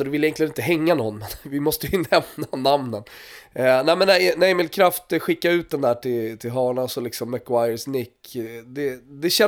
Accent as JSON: {"language": "Swedish", "country": "Sweden", "said": "jag tror att man är stolt som svensk, är det inte det då?"}